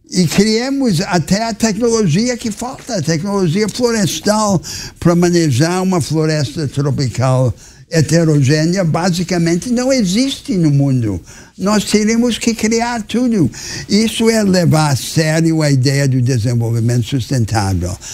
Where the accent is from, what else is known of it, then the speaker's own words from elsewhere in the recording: Amazonas, Brazil; a população da Amazônia acha essa ideia ridícula e, e sou amazonense